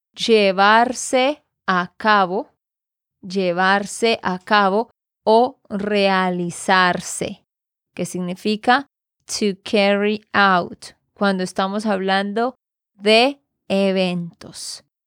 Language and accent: Spanish; Santander, Colombia; de Santander, Colombia